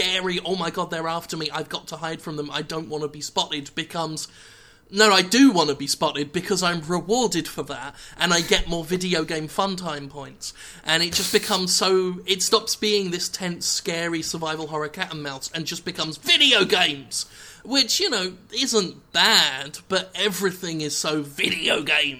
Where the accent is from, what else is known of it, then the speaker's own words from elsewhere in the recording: Erith, London, United Kingdom; I was born and raised in Erith